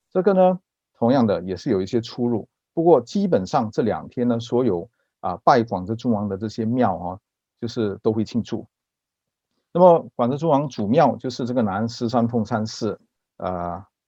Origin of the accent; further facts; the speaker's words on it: Singapore; 我是新加坡人，那么祖籍福建南安